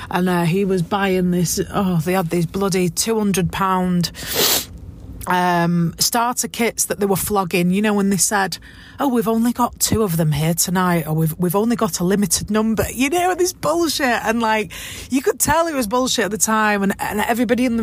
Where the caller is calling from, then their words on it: Manchester, North West England, United Kingdom; I'm listening in from Manchester, England.